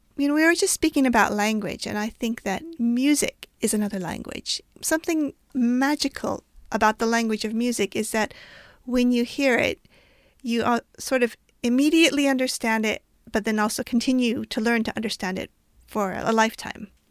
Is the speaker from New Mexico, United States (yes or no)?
yes; New Mexico, United States; I grew up in New Mexico